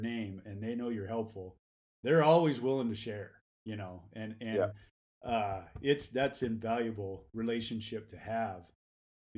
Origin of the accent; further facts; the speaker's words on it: Kansas, United States; now in Reno, United States; I born and raised in Kansas, so I'm a Flatlander. But moved out here.